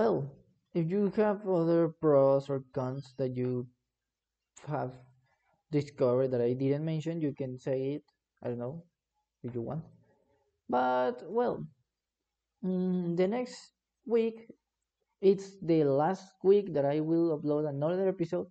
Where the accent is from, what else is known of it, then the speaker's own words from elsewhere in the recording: Mexico; English is a second language; I'm from Mexico. I'm Mexican.